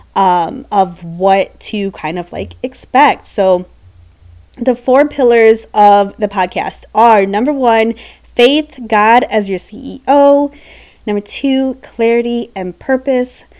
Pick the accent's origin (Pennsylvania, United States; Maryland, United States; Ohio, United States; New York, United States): Ohio, United States; moved away as an adult; now in Florida, United States; born and raised in Ohio